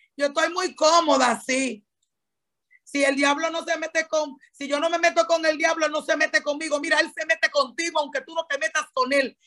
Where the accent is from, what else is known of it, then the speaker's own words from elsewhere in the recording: Dominican Republic; tú y yo no solamente somos dominicanas